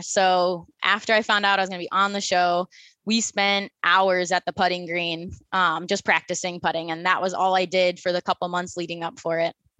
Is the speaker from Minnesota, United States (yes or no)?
yes; Minnesota, United States; moved away as an adult; now in Phoenix, United States; I was born and raised in Minnesota